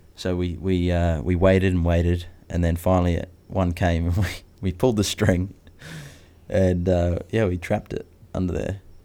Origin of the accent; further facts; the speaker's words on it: New Zealand; Growing up in New Zealand where nothing can kill you in the bush